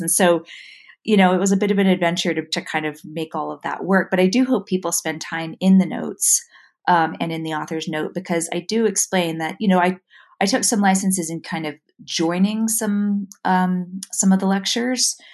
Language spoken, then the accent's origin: English; New York City, New York, United States; moved away as an adult; also born or lived in San Francisco / Boston; now in Utah, United States; I moved here from New York City, where I was actually born and raised. So I was uh, raised in Manhattan